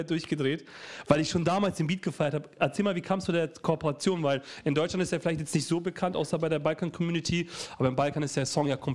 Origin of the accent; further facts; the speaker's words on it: Montenegro; weil so in der ersten Passage geht es um Montenegro, meine Heimat